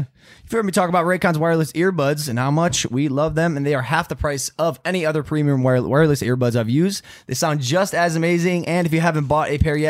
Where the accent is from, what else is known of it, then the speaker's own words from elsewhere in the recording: Ohio, United States; Because I'm from Ohio and where I come from, it's pronounced bass, like largemouth bass.